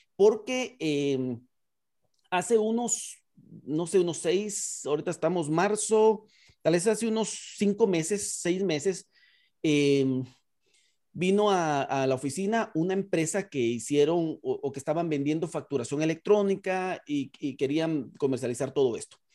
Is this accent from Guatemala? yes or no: yes; Guatemala; en Guatemala le hacemos de todo, pero es una de las ventajas del guatemalteco